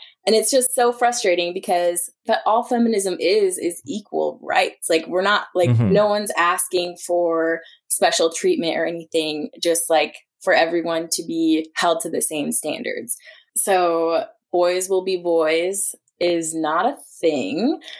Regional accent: Willmar, Minnesota, United States; my hometown of Wilmer, Minnesota

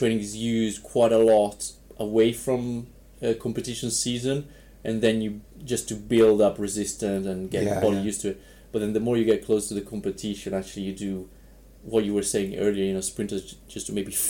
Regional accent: Varese, Lombardy, Italy; moved away as an adult; also born or lived in Wales; now in Gryon, Switzerland; I'm from Varese, which is an hour north of Milan.

